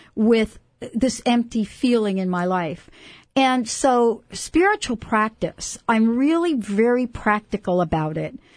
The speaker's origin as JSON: {"language": "English", "town": "New York City", "region": "New York", "country": "United States", "said": "I come from New York City"}